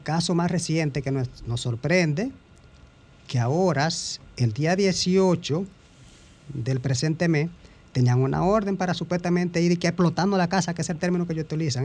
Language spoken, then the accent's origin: Spanish; Dominican Republic; Nosotros somos dominicanos